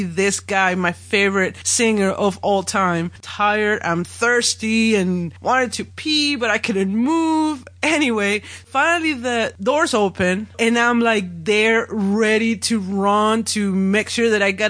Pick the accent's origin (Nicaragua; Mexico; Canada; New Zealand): Mexico; Monterrey, Nuevo León; moved away as an adult; my hometown, Monterrey